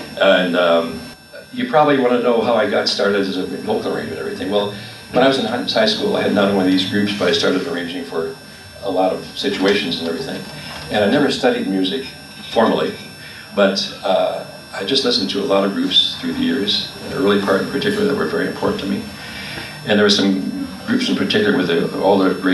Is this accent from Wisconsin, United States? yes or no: yes; Milwaukee, Wisconsin, United States; moved away as an adult; I was born in Milwaukee, March 31st, 1929, on Easter Sunday